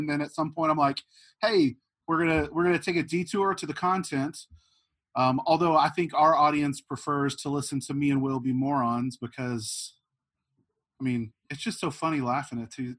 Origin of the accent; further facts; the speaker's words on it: Archer City, Texas, United States; I grew up in Archer City, mm-hmm. and I got to grow up on country music just outside of Wichita Falls.